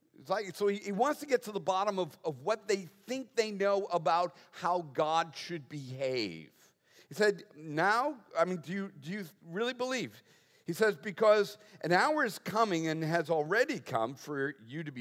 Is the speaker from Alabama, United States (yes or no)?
no; Boston, Massachusetts, United States; moved away; I was raised in the Northeast